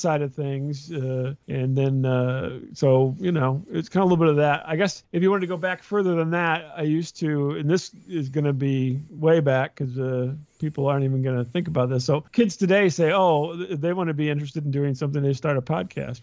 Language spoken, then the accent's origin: English; central Illinois, United States; I'm from Illinois, mm-hmm. not near Chicago, downstate Illinois, really central Illinois.